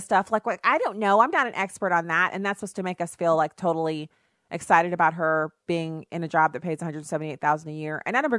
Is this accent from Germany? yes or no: yes; Germany; now in United States; Now, I grew up in Germany because my dad was on active duty in the Army. And so I ended up where people would come every 3 years, they would rotate in, and we would just move to a different base. We stayed in Germany